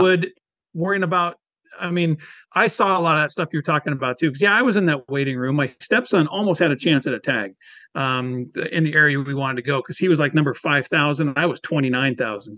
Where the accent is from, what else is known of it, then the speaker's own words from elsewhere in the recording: Washington, United States; also born or lived in Whidbey Island; born and raised in Washington State